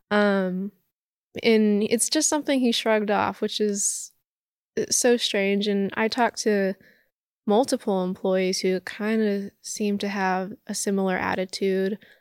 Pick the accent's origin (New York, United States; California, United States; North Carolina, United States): California, United States; Los Angeles; I grew up in Hollywood.